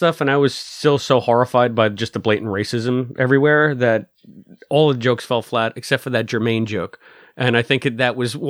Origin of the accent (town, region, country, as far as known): United States